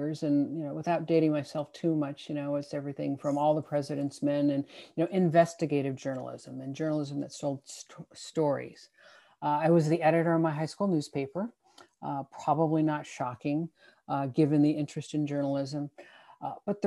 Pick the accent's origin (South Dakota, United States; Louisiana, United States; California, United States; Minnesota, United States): California, United States; Santa Clara Valley; growing up in the Valley here